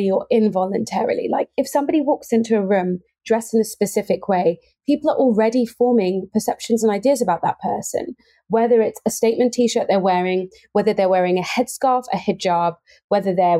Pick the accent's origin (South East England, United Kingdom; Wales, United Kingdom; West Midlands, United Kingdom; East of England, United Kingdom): East of England, United Kingdom; Cambridge; born and raised in Cambridge